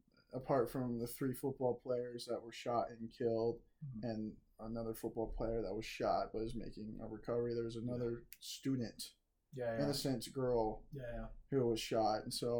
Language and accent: English; Virginia, United States; growing up in Virginia